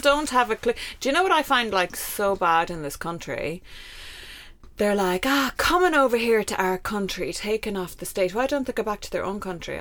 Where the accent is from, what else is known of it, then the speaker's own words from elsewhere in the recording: Ireland; moved away as an adult; also born or lived in Kuwait / Lebanon; as an Irish expat who worked there and lived there